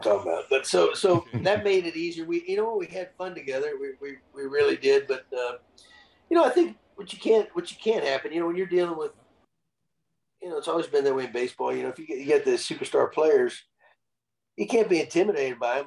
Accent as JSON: {"language": "English", "town": "San Antonio", "region": "Texas", "country": "United States", "tie": "born or raised there", "said": "actually from San Antonio, my hometown"}